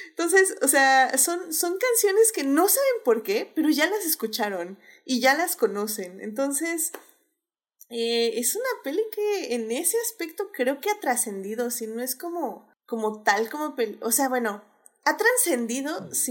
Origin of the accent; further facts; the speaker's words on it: Puerto Rico; o sea, yo soy puertorriqueña, mi piel es así